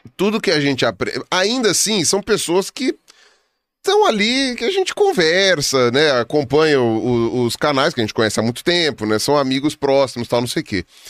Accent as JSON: {"language": "Portuguese", "region": "São Paulo", "country": "Brazil", "tie": "born or raised there", "said": "Eu sou de São Paulo"}